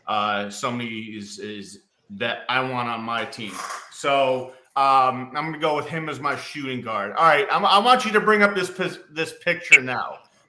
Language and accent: English; Chicago, Illinois, United States; growing up in Chicago.